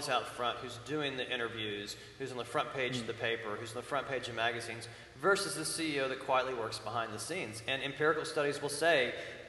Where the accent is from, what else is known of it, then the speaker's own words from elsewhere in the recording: Fort Smith, Arkansas, United States; now in Williamson County, United States; I grew up in Fort Smith, Arkansas